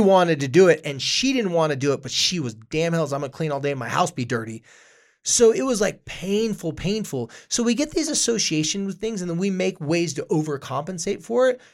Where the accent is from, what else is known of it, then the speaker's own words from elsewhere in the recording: Carlsbad, California, United States; I was from Carlsbad, California